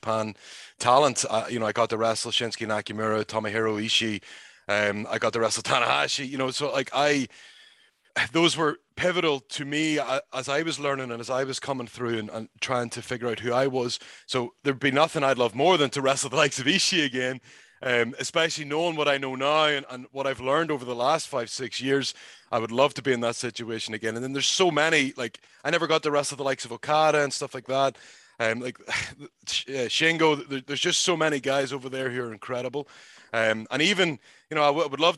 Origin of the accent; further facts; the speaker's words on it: Northern Ireland, United Kingdom; me as a Northern Irish person